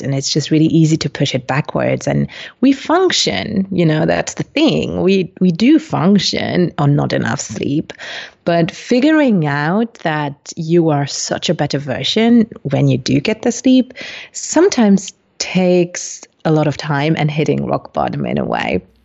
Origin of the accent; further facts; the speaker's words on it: Luxembourg; also born or lived in Colombia; I'm originally from Colombia, but was adopted when I was four months old. And so I landed in Luxembourg